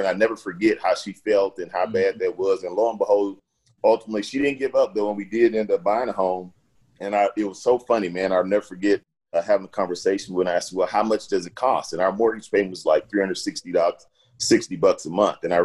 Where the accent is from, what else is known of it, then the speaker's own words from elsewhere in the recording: Houston, Texas, United States; I grew up in Fifth Ward in Houston